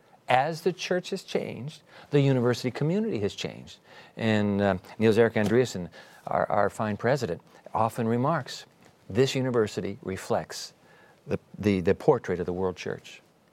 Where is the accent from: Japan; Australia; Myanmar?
Japan; born there; I was born in Japan and so you, 14 years